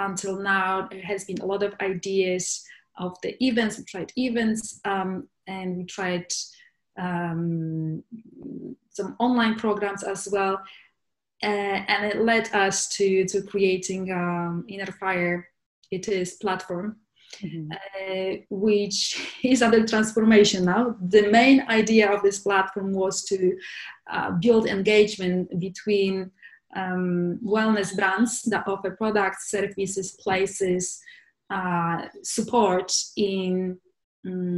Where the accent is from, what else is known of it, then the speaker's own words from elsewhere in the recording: Poland; moved away as an adult; also born or lived in London, United Kingdom; now in Barcelona, Spain; And I'm originally from Poland. I was born in Poland, and where I spent most of my life.